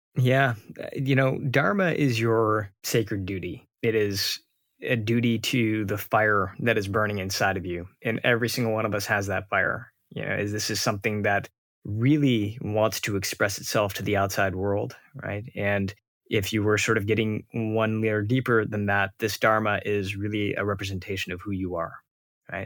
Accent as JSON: {"language": "English", "town": "Detroit", "region": "Michigan", "country": "United States", "tie": "born or raised there", "said": "I grew up outside of Detroit, but we would take frequent trips to India"}